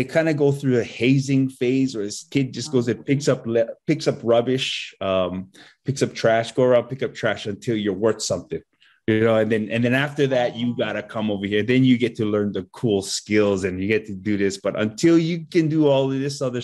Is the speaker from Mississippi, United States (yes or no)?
no; Hanalei, Hawaii, United States; I grew up farming kalo in Hanalei